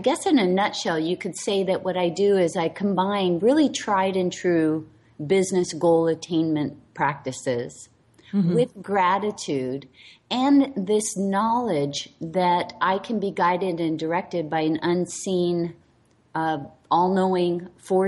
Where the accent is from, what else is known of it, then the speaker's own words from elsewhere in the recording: Hawaii, United States; I'm the last of 10 kids, and I was raised in Hawaii